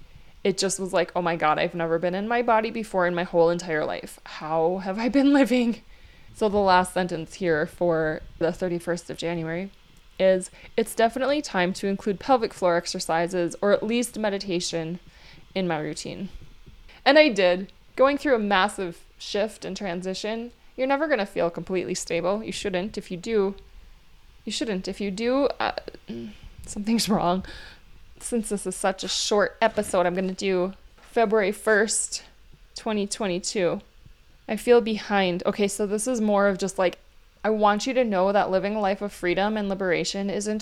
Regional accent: Minnesota, United States; also born or lived in Hawaii; And where are you from? Minnesota, I guess, because I don't live in Hawaii right now, and I would feel like not right saying it, that I'm from Hawaii.

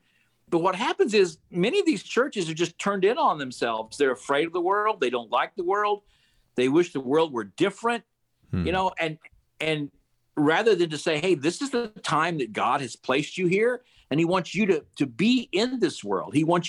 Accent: Kansas, United States; And I'm from Kansas and live out here now in the middle of Kansas.

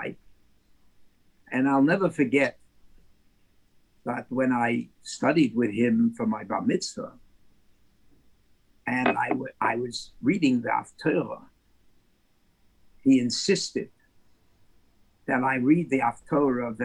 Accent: New York City, New York, United States; I was born on the Lower East Side of New York City.

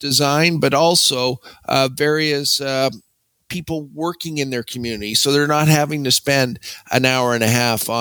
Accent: Calgary, Alberta, Canada; I grew up here I was born here in 1969

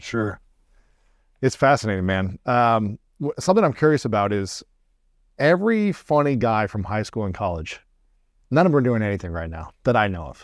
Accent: Ohio, United States; moved away as an adult; now in Los Angeles, United States; I grew up in Ohio, uh, great people, great, you know, all four seasons

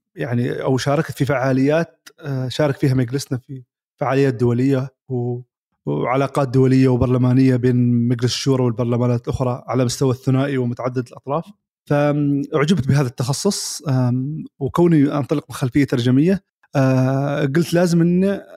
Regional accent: Oman; بلادنا عمان

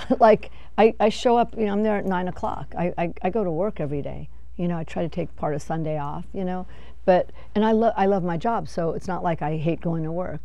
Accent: Los Angeles, California, United States; I'm from Van Nuys

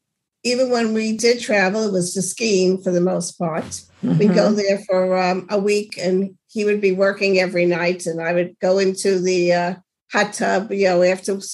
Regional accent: New York, United States; being a New Yorker, it's mm-hmm. a different kind of person.

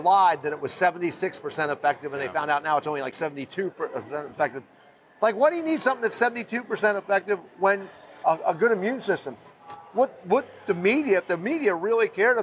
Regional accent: Fort Myers, Florida, United States; I grew up poor. I grew up in East Fort Myers.

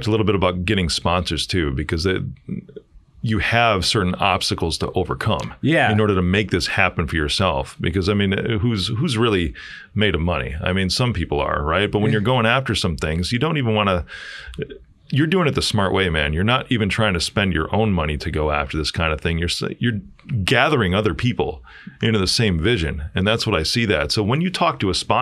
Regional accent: Chicago, Illinois, United States; I'm from Chicago

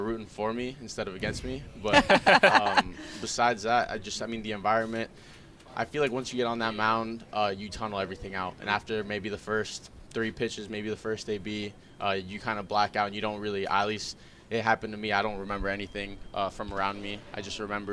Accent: South Florida, United States; growing up in South Florida, it's just a blessing

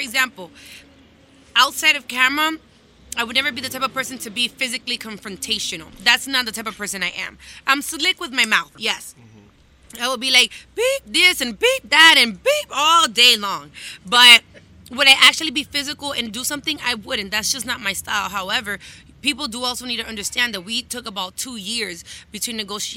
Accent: Miami, Florida, United States; born and raised in Miami

